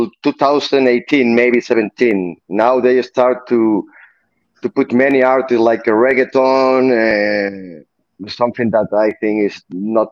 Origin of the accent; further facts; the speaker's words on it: Barcelona, Catalonia, Spain; English is a second language; my hometown. I'm from Barcelona